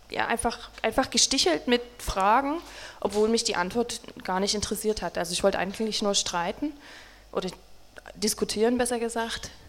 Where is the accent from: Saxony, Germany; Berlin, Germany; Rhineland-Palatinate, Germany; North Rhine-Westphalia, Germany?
Saxony, Germany; Also wie schon gesagt, wir kommen beide aus Sachsen